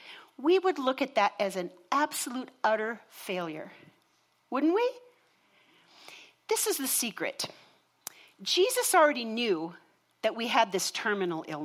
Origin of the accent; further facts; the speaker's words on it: Minnesota, United States; I grew up in Minnesota in a home, and we religiously attended church every Sunday